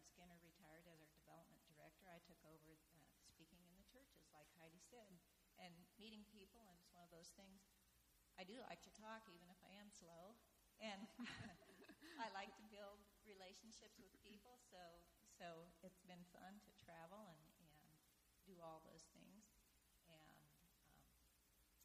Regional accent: Kansas, United States; moved away as an adult; also born or lived in Portland, Oregon; I'm from Kansas, and we talk slow there

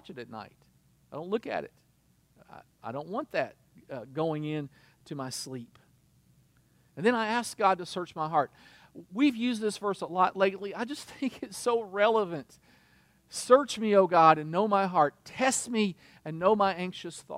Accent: United States; as an American

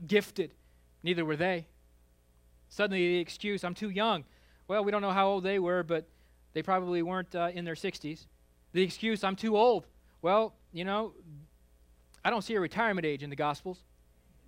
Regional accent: Kansas, United States; I grew up in Kansas

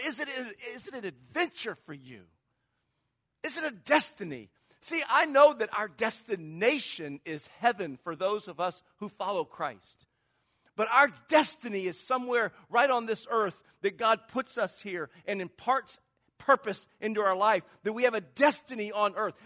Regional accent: Charleston, South Carolina, United States; moved away as an adult; now in California, United States; I grew up in Charleston, South Carolina. Maybe you can tell with the little accent that I'm not from California.

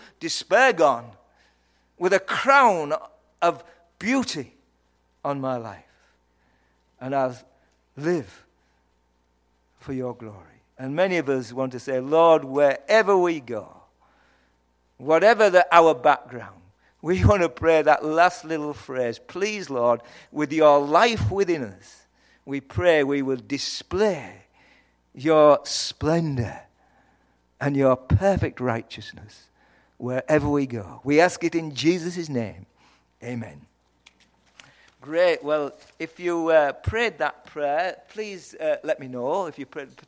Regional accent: Yorkshire and the Humber, United Kingdom; accent: Yorkshire; I hope you understood my accent. It's from Yorkshire.

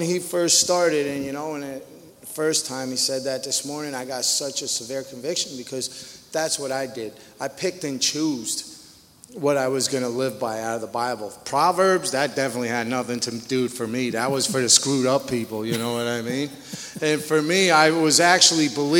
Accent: Connecticut, United States; moved away as an adult; I'm a junkie from Connecticut

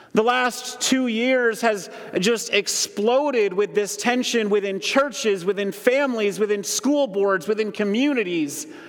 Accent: Holland, Michigan, United States; moved away as an adult; also born or lived in Grand Rapids, Michigan; I grew up in Holland

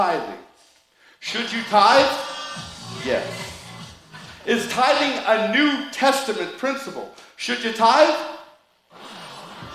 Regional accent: United States; I was born in the United States

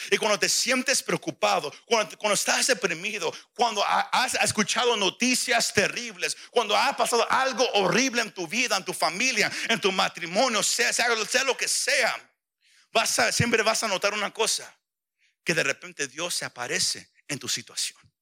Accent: Mexico; como mexicano decimos

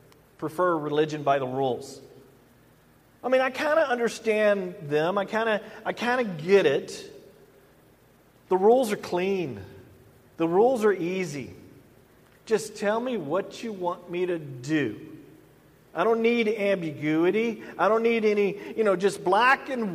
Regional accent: the South, United States; growing up in the South

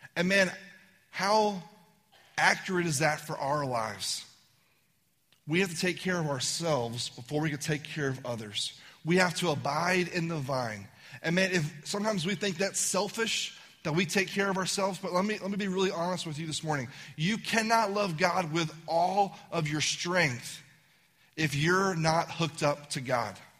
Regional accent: Virginia, United States; I'm from Virginia

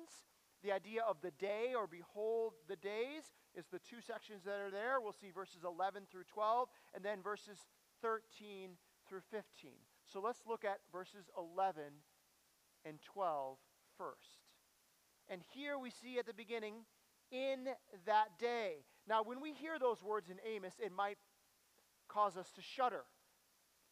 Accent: United States; we're in American culture, and I don't know about you, this is the culture that I know, and optimism is what rules us as Americans

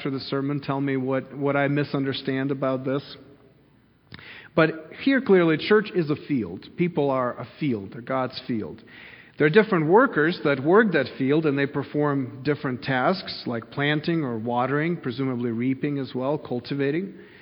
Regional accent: Kyiv, Ukraine; moved away; when I grew up in Kyiv in the city

